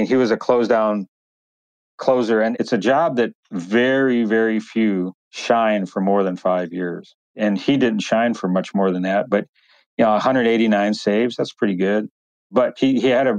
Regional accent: Trenton, Michigan, United States; also born or lived in Wyandotte, Michigan; I was born in Wyandotte, Michigan, and raised in Trenton, Michigan

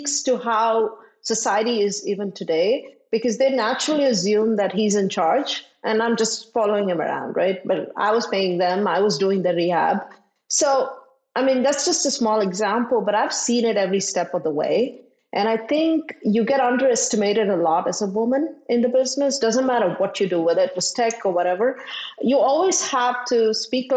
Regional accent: India; moved away; I grew up in India where, as a woman, there were certain things I didn't do and I couldn't

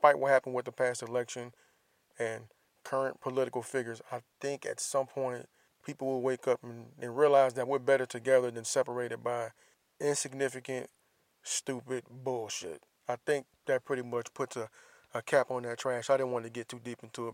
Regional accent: Florida, United States; my home state, the Sunshine State

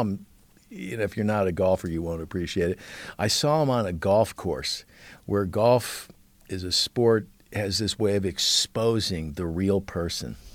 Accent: Beverly Hills, California, United States; I grew up in Beverly Hills

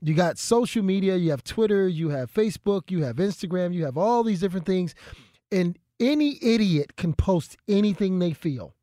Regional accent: Philadelphia, Pennsylvania, United States; I'm from North Philadelphia

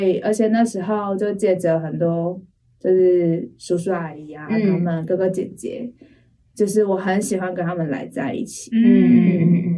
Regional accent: Taipei, Taiwan; accent: Taiwanese Mandarin; also born or lived in Taoyuan; 然后我出生在台北，

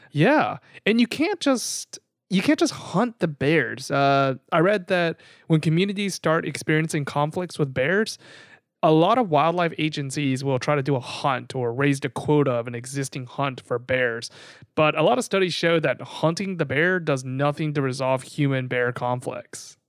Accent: the South, United States; we grew up in the South

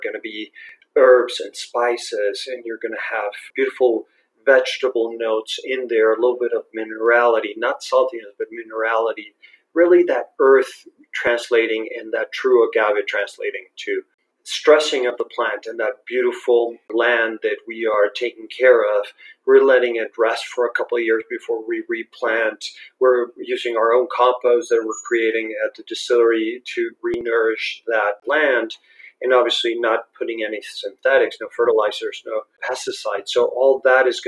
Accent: Guadalajara, Jalisco, Mexico; English is a second language; also born or lived in United States; I grew up in Guadalajara. I was born, actually I'm Guadalajara right now, so I was born here, studied here almost all my life

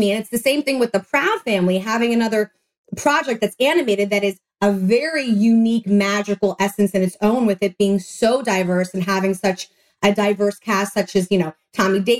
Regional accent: New York City, New York, United States; moved away; also born or lived in Orlando, Florida; the only person out of Manhattan, New York, because I'm from New York.

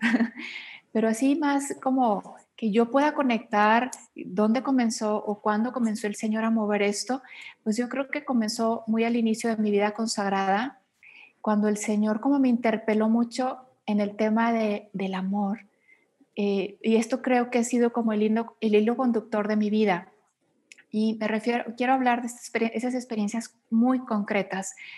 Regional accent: Monterrey, Nuevo León, Mexico; moved away as an adult; now in Mexico City, Mexico; Yo soy mexicana, actualmente vivo en la Ciudad de México, soy originaria de Monterrey, Nuevo León, del norte del país.

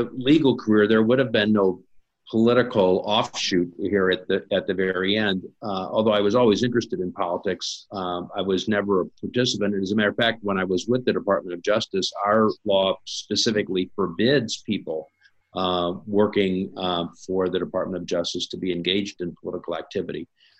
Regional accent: Missouri, United States; I live in Missouri, which is now a red state. I grew up in Missouri as a totally blue Democratic state.

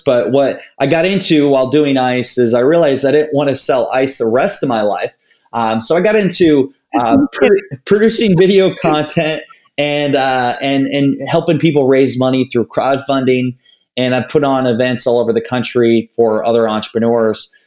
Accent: Northeast Iowa, United States; I grew up in Northeast Iowa, a small town of 700 people.

